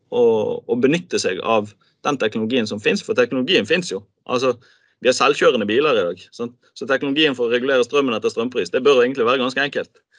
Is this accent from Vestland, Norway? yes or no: yes; Bergen, Vestland, Norway; som bergenser